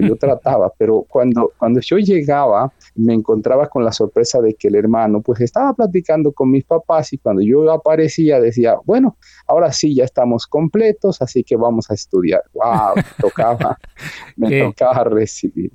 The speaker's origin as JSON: {"language": "Spanish", "region": "Mexico City", "country": "Mexico", "tie": "born or raised there", "said": "Yo nací en una de las colonias más ah, conflictivas hasta hoy de la Ciudad de México, la delegación Iztapalapa"}